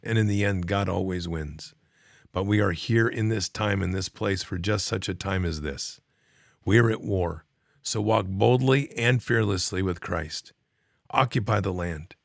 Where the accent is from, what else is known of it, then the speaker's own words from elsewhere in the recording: United States; I'm an American